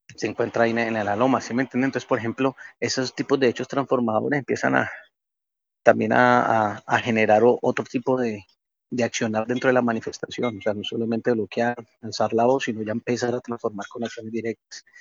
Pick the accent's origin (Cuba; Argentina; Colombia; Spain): Colombia; somos colombianos todos